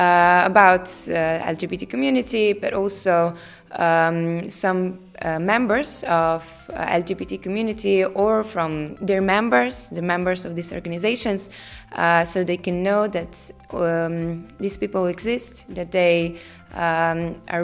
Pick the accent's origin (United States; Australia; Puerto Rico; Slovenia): Slovenia; I'm from Slovenia